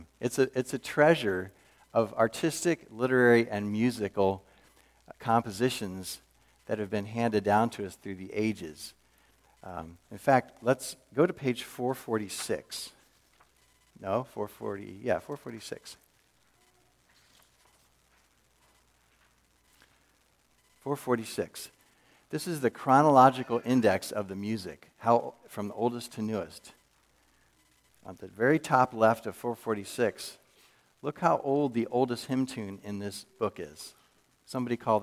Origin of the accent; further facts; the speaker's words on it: Wilmington, Delaware, United States; moved away as an adult; also born or lived in Texas / St. Louis; I was born in Texas, but very early in life moved out east, and I was raised in Wilmington, Delaware, through all my grade school and high school years